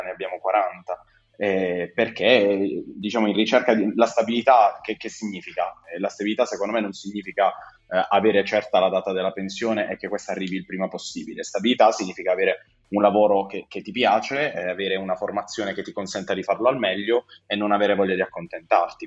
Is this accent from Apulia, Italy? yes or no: yes; Bari, Apulia, Italy; Io sono di Bari, sono un giovane medico come Federico